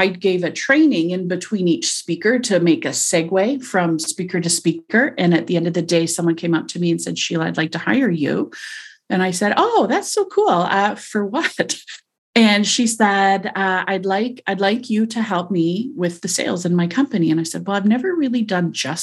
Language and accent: English; Montreal, Quebec, Canada; also born or lived in New Zealand; now in Toronto, Canada; I'm from Toronto. I was raised in Montreal, lived overseas in New Zealand for several years, came back to Toronto and have never left since.